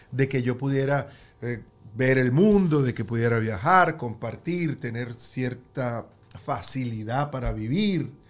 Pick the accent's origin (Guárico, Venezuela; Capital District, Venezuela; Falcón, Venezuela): Falcón, Venezuela; moved away; no ve que yo soy de Falcón.